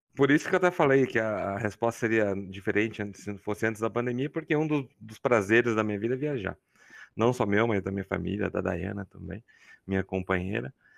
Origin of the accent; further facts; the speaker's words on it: Campinas, São Paulo, Brazil; accent: caipira; moved away as an adult; now in São Carlos, Brazil; Eu sou natural de Campinas, interior de São Paulo